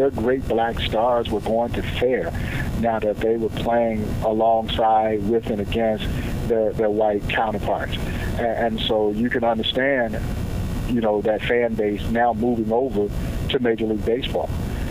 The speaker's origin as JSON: {"language": "English", "country": "United States"}